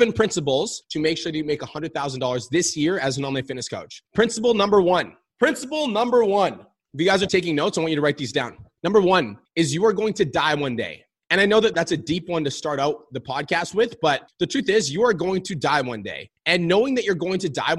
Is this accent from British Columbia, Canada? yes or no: no; Calgary, Alberta, Canada; I was born and raised in Calgary, Alberta.